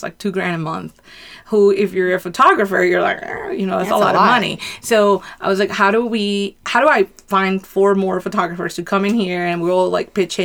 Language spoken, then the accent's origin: English; Colombia; now in United States; I'm from Colombia